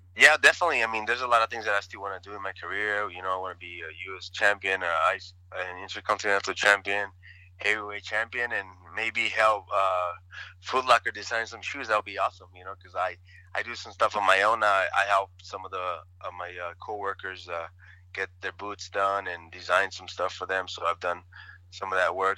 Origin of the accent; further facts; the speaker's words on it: El Paso, Texas, United States; also born or lived in Ciudad Juárez, Mexico; I grew up in El Paso, Texas, Ciudad Juarez